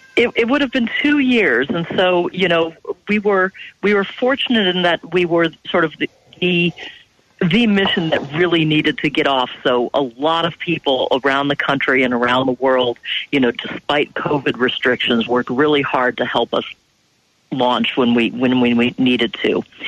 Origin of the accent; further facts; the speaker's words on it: Ohio, United States; I grew up in Ohio